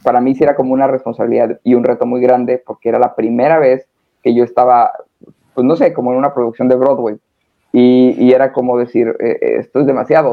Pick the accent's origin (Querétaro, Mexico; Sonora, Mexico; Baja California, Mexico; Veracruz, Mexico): Sonora, Mexico; Hermosillo; now in Cancún, Mexico; Soy norteño, soy de México, pero soy de Sonora, de Hermosillo